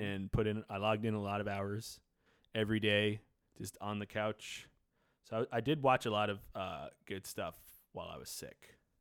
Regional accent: New York City, New York, United States; I grew up in New York City

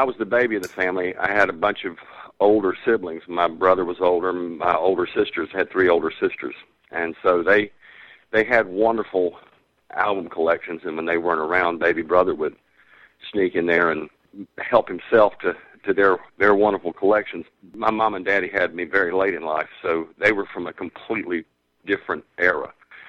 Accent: Savannah, Georgia, United States; I jokingly refer to him as the other songwriter from Savannah, Georgia.

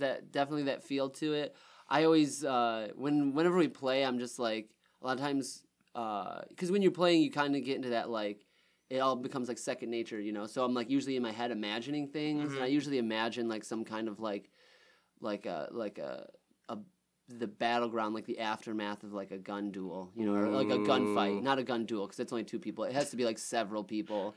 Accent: Roseville, United States; I was from Roseville

